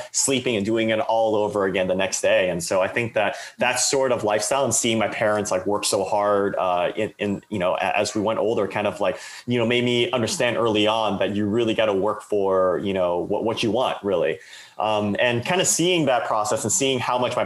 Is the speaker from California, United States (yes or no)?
yes; Bay Area, California, United States; I was born and raised in the Bay Area, to Chinese parents that immigrated from southern China in the 1980s